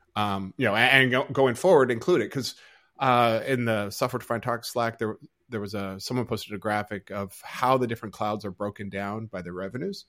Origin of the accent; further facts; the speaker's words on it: United States; moved away as an adult; now in Australia; as an American